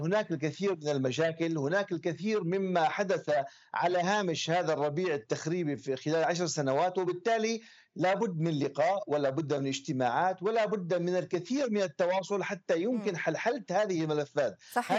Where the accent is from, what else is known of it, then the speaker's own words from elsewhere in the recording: Syria; نحن عندنا في سوريا